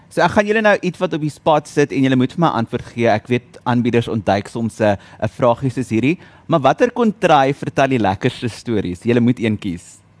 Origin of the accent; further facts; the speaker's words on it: South Africa; ons as Suid-Afrikaners